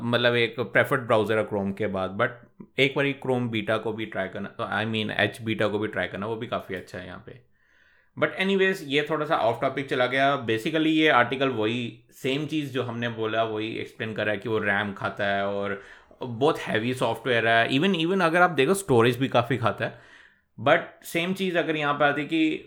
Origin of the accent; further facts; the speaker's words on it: India; हम इंडियन हैं सारे